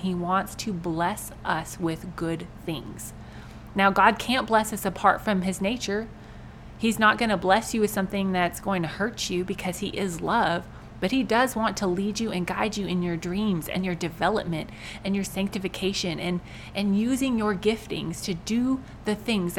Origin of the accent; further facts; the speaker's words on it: United States; we, as American Christians